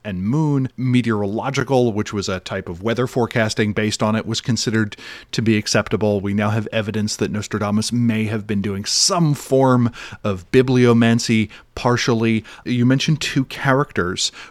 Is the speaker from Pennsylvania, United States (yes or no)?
yes; Philadelphia, Pennsylvania, United States; as a Philadelphian